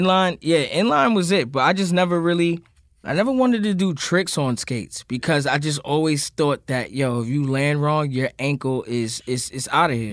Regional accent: New York City, New York, United States; growing up in Queens.

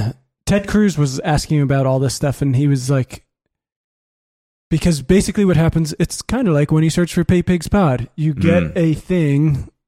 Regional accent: Singapore; also born or lived in Beijing, China; I'm Singaporean.

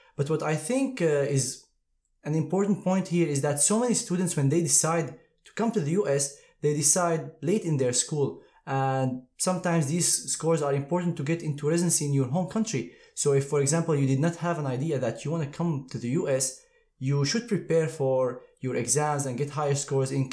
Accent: Syria; moved away as an adult; also born or lived in Aleppo; now in United States; I'm originally from Syria. I went to Aleppo Medical School

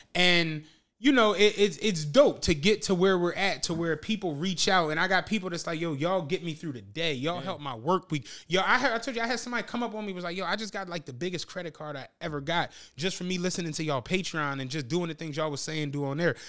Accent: Philadelphia, Pennsylvania, United States; I'm from Philly.

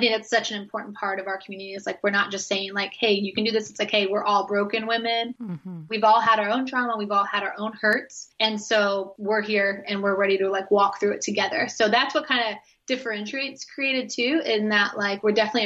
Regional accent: Oklahoma, United States; also born or lived in Midwest; now in Tampa, United States; I grew up like in Oklahoma and in the Midwest

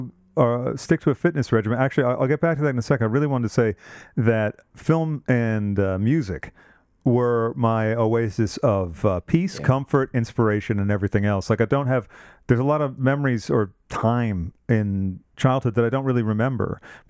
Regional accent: Massachusetts, United States; No, I grew up in Massachusetts.

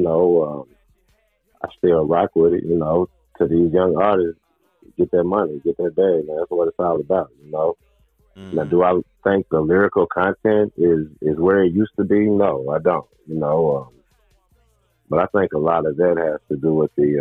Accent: Murfreesboro, Tennessee, United States; Murfreesboro, Tennessee, my hometown

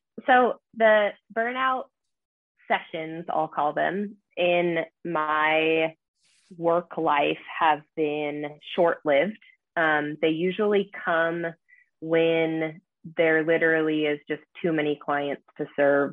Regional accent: Issaquah, Washington, United States; moved away as an adult; also born or lived in Seattle, Washington; now in Bellingham, United States; who is now my husband, I grew up with in Issaquah

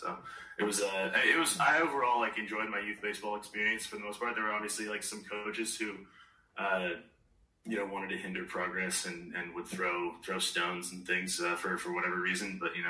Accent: Park City, Utah, United States; where I grew up in Park City, Utah, and so we didn't actually have traditional Little League because it was, like, a relatively small town.

